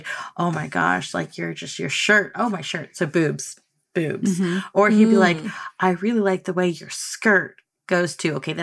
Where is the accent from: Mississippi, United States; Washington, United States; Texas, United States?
Texas, United States; Dallas; moved away; I grew up in Dallas, Texas